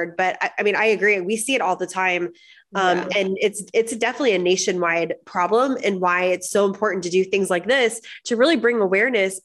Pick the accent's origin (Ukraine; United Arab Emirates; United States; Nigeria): United States; Florida; moved away; also born or lived in Miami / Orlando; I'm from Florida.